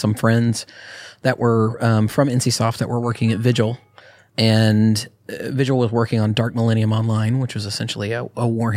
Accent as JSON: {"language": "English", "town": "Austin", "region": "Texas", "country": "United States", "tie": "born or raised there", "also_born_or_lived": "New Mexico", "said": "I grew up in Austin entire career had been in Austin"}